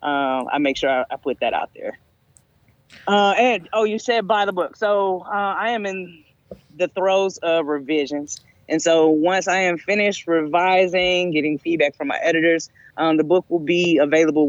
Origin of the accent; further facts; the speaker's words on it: the South, United States; I grew up in the South.